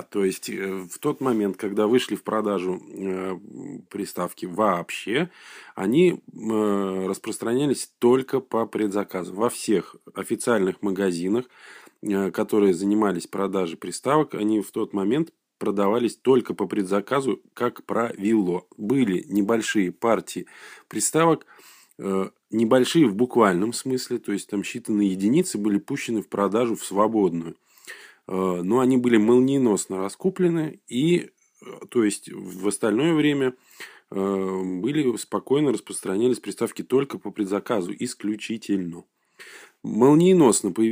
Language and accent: Russian; Saint Petersburg, Russia; сказать, э, петербуржец. Вот, это, может быть, тоже имеет значение.